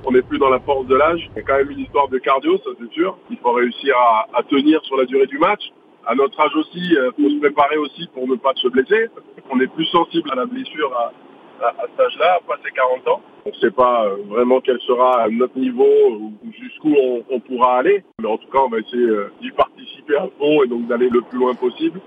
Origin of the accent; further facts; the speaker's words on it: Landes, Nouvelle-Aquitaine, France; j'ai grandi dans les Landes